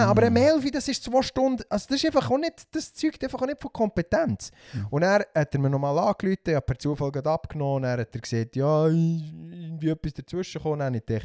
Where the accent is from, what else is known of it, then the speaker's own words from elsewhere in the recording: Switzerland; gerade für uns Schweizer